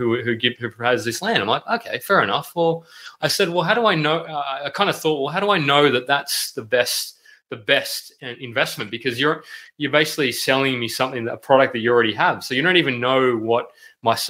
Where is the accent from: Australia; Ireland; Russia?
Australia; Sydney, New South Wales; I'm from the Western suburbs as well. Working class boy, Miles. Good old St. Mary's originally from